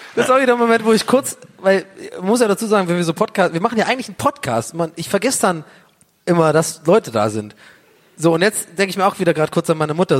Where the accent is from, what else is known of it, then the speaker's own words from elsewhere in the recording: Tübingen, Baden-Württemberg, Germany; moved away as an adult; now in Berlin, Germany; als ich in Tübingen aufgewachsen bin